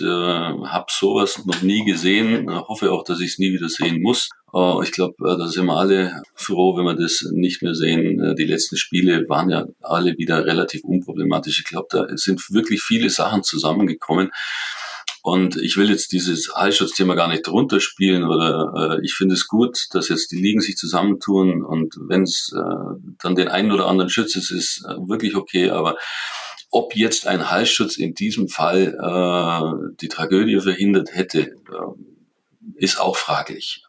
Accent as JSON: {"language": "German", "town": "Kaufbeuren", "region": "Bavaria", "country": "Germany", "tie": "born or raised there", "said": "ich bin in Kaufbeuren aufgewachsen, ich bin in Kaufbeuren groß geworden"}